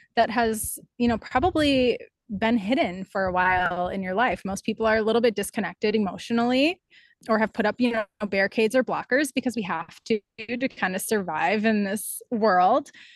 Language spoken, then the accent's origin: English; Wausau, Wisconsin, United States; my hometown, which is Wausau, Wisconsin